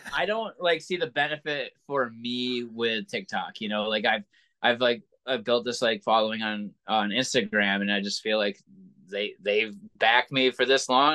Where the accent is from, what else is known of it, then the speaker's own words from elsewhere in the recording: Williamstown, Massachusetts, United States; also born or lived in Pittsfield, Massachusetts; I was from Williamstown, Massachusetts, which was like 30 minutes away